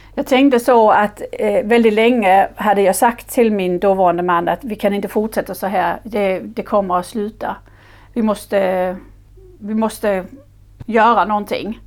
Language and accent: Swedish; Denmark; Swedish is a second language; moved away as an adult; now in Sweden; Jag är företagare, jag är dansk